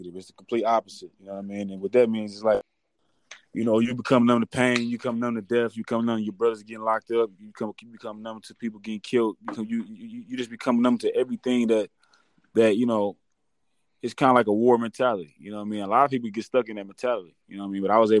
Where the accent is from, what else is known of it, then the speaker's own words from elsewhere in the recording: Detroit, Michigan, United States; moved away as an adult; now in Arizona, United States; Born and raised in Detroit, Michigan. Yeah, born and raised in Detroit, Michigan, man. I grew up in Detroit my whole life. Just recently, I moved out to Arizona. But, you know, I'm originally from Detroit.